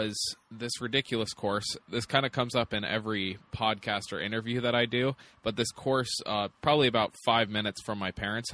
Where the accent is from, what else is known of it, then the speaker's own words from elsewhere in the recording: Longmont, Colorado, United States; also born or lived in Texas; I'm from just north of Boulder, Colorado. It's Longmont is the town, and that's where I grew up. I was actually born in Texas, but moved to Longmont when I was pretty young.